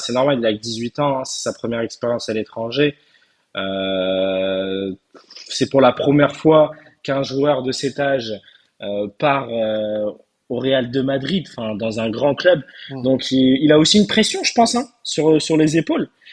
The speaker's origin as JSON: {"language": "French", "country": "Turkey", "said": "je suis turc"}